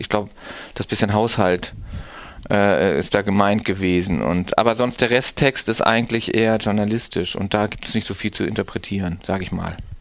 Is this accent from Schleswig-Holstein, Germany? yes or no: yes; Timmendorfer Strand, Schleswig-Holstein, Germany; in dem Kaff, wo ich herkomme, Timmendorfer Strand an der Ostsee